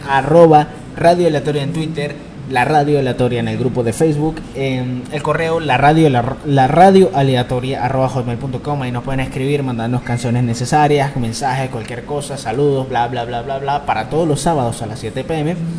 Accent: San Cristóbal, Táchira, Venezuela; nacido en mi tierra, en San Cristóbal

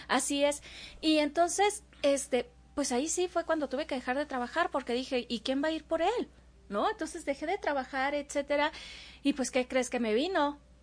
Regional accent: Veracruz, Mexico; moved away; yo soy jarocha

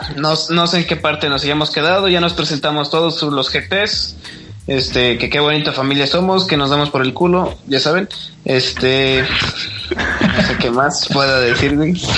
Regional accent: Nuevo León, Mexico; Yo soy, yo soy de, de Nuevo León, de, pues no soy de Monterrey, pero estoy al ladito a una hora y media.

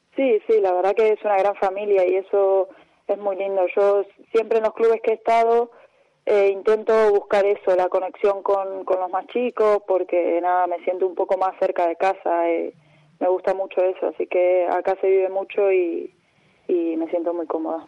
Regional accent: Lanús, Buenos Aires Province, Argentina; moved away as an adult; now in Tenerife, Spain; en Remedio de Escalada que es más cerca de, Banfield, pero, pero pertenece a Lanús. Y, y nada, viví toda mi vida ahí

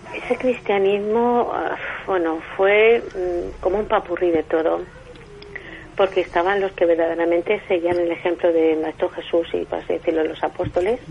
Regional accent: Cartagena, Region of Murcia, Spain; yo soy de aquí de Cartagena

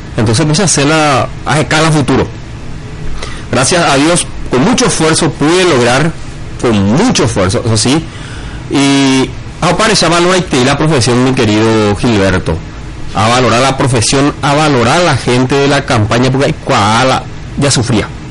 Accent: Altos, Cordillera, Paraguay; now in Arroyos y Esteros, Paraguay; vengo de la ciudad de Arroyo Estero, soy ciudadano arroyense, oriundo de Altos

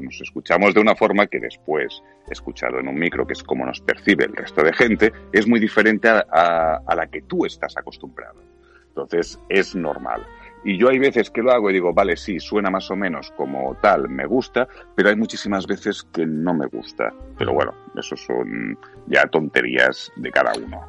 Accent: Catalonia, Spain; soy catalán

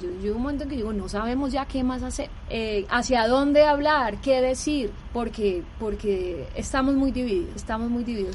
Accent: Cali, Valle del Cauca, Colombia; moved away; nosotros somos de Cali, nosotros no somos de Bogotá, somos de Cali

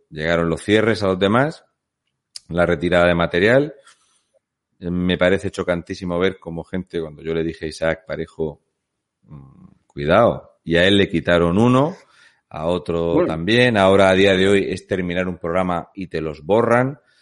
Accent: Asturias, Spain; yo vengo de Asturias

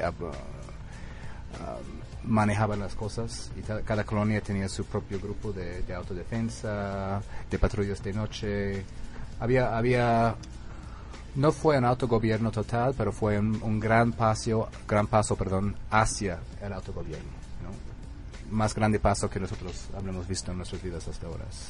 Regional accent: United States; Spanish is a second language; moved away as an adult; also born or lived in Italy; now in Oaxaca, Mexico; nací en Estados Unidos

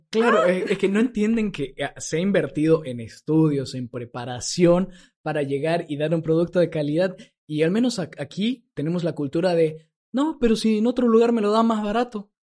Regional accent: Santa Cruz, Bolivia; nosotros los cruceños, los bolivianos

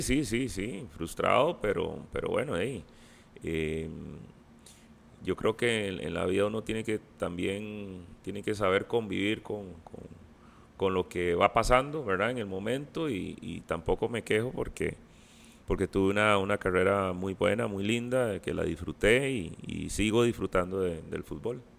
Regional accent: Costa Rica; soy de Costa Rica

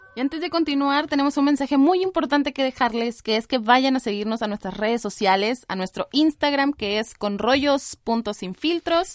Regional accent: Mexico; moved away as an adult; now in Chile; soy mexicana

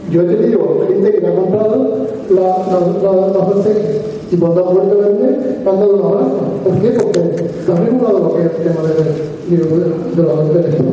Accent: Province of Málaga, Andalusia, Spain; yo vengo aquí de Málaga, soy de la provincia de Málaga, un pueblecito que está entre Adostainas, bueno, Adostainas, yo soy de Adostainas

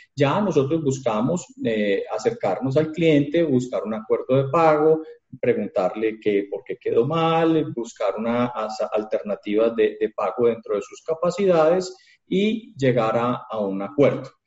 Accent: Colombia; somos los colombianos juiciosos

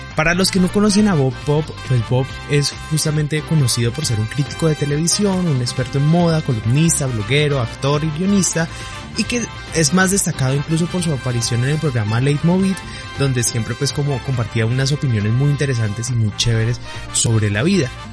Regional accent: Colombia; accent: southern Colombian; soy colombiano

